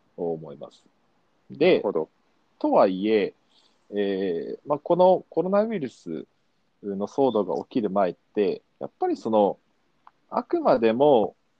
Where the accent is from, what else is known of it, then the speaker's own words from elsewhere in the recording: Kumamoto, Japan; moved away as an adult; now in Tokyo, Japan; 育ちは、えっと、熊本県出身で、うん、えー、まあ、生まれも育ちも阿蘇山っていう大きな火山のある、うん、ところなんですけど、そこのふもとの田舎町で生まれ育って